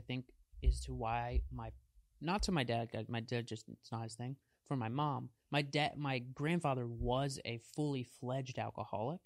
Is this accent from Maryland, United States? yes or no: yes; Maryland, United States; my hometown